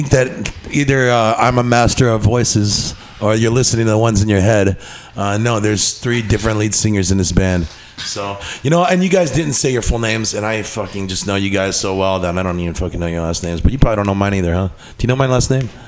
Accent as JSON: {"language": "English", "country": "South Korea", "tie": "born there", "said": "from all over the place. I was born in South Korea. Another GI love story."}